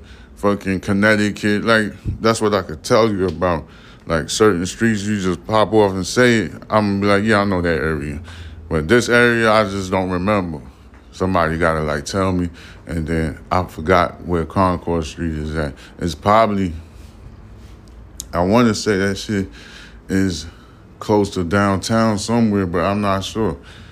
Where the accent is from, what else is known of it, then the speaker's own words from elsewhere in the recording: Haiti; now in Houston, United States; You know, I grew up in the Jamaican community. I'm Haitian and stuff, so, you know, I know all about that life.